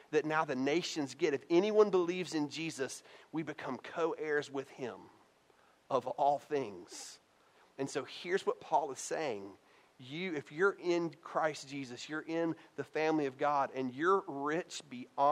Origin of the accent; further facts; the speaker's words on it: Tennessee, United States; I'm from Tennessee